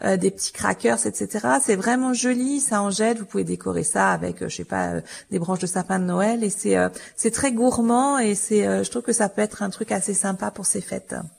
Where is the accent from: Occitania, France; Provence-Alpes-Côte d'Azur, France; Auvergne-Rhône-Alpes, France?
Auvergne-Rhône-Alpes, France; je suis originaire d'Auvergne